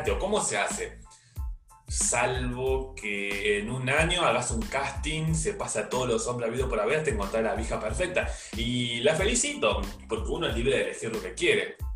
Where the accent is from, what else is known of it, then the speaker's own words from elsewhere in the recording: Córdoba, Argentina; born there; Imagínense ese chabón que era de Córdoba, mi provincia natal